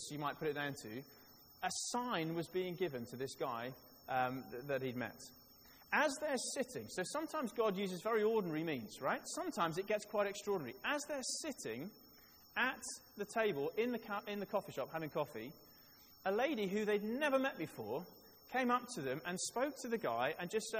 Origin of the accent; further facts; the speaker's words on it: Wales, United Kingdom; I was born in Wales